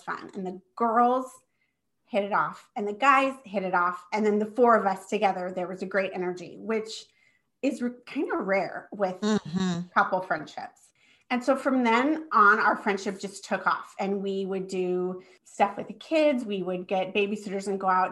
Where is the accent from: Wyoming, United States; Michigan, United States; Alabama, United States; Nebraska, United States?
Nebraska, United States; moved away; I live in Nebraska. I'm born and raised here.